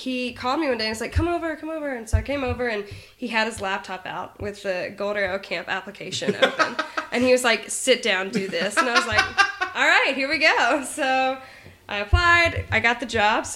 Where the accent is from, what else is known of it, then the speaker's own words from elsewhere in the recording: Mississippi, United States; I'm from Mississippi